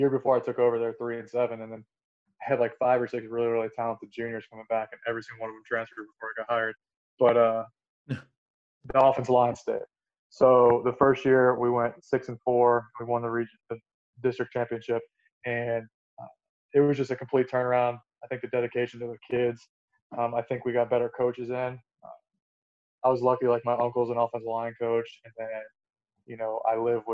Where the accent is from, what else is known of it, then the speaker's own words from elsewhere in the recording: Suncoast, Florida, United States; it was in my hometown